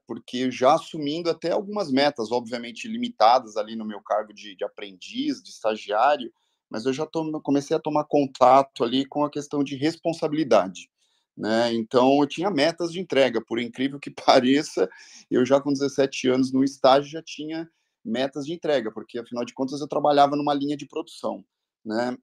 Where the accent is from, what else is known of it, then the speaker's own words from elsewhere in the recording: ABC region, São Paulo, Brazil; Eu sou oriundo aqui da região do, do ABC